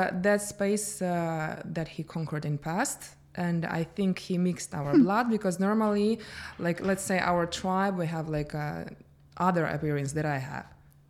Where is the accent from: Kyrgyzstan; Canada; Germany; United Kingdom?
Kyrgyzstan; English is a second language; moved away as an adult; now in Phuket, Thailand; Originally I'm from Kyrgyzstan.